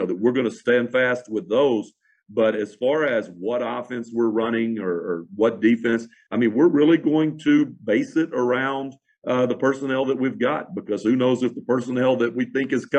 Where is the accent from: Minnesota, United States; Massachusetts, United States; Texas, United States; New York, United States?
Texas, United States; Fort Worth; I'm from Fort Worth, Dallas area